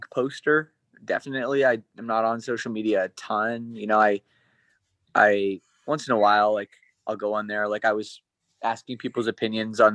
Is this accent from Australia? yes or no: no; Canada; growing up in Canada